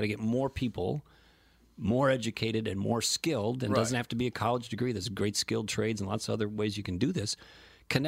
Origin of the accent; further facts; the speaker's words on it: South St. Paul, Minnesota, United States; I grew up in South St. Paul